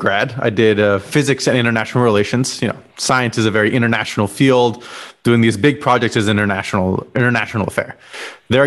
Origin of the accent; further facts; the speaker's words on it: Los Alamos, New Mexico, United States; I grew up in Los Alamos, New Mexico